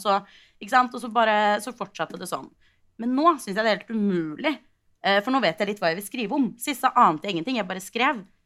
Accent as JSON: {"language": "Norwegian", "region": "Oslo", "country": "Norway", "tie": "born or raised there", "said": "jeg kom fra Oslo. Jeg gikk på en videregående skole i Oslo som heter Foss"}